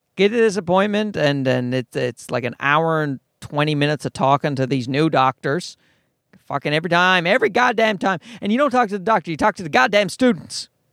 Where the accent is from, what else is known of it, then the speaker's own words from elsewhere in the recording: Newfoundland and Labrador, Canada; I'm from Newfoundland